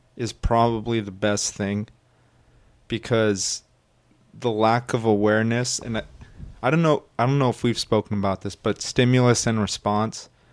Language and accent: English; United States; we as Americans